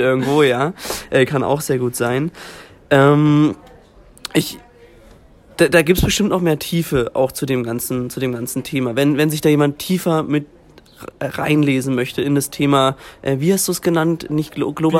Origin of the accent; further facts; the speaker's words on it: Germany; als Deutscher